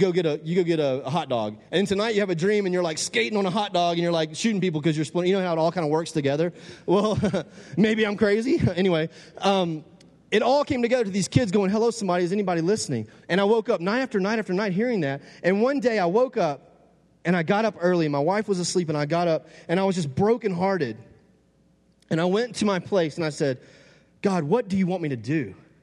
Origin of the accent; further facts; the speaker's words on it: Texas, United States; I'm from the South, Texas people, you know what I'm talking about.